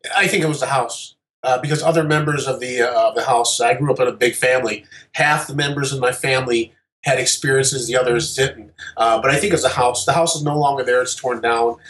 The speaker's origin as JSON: {"language": "English", "town": "Detroit", "region": "Michigan", "country": "United States", "said": "we are from the Detroit area"}